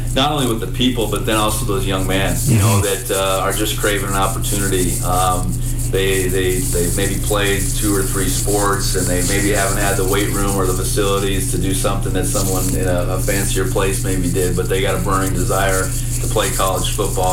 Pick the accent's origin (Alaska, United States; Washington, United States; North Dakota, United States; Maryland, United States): North Dakota, United States; Buxton; moved away as an adult; now in Bozeman, United States; I grew up in North Dakota